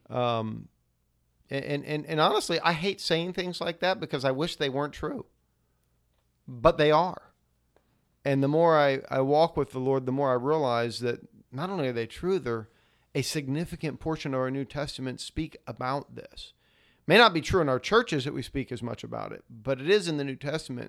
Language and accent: English; United States